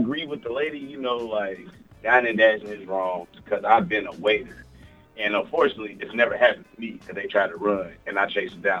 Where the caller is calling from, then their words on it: St. Louis, Missouri, United States; This is …. I'm in St. Louis right now.